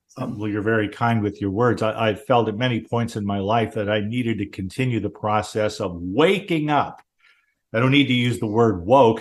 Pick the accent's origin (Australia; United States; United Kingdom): United States; Southern California; born or raised there